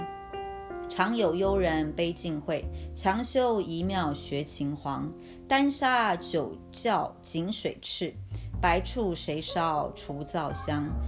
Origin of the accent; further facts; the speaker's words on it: Taiwan; 我来自台湾海岛